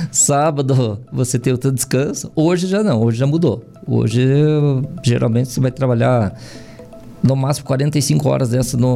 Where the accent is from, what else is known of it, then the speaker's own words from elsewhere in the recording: Castro, Paraná, Brazil; moved away; also born or lived in Japan; em Castro mesmo.